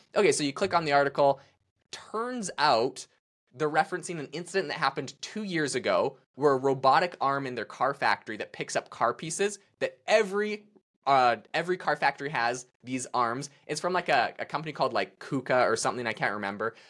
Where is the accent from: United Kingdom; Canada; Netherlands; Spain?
Canada; I'm obviously Canadian. I can't even vote in America.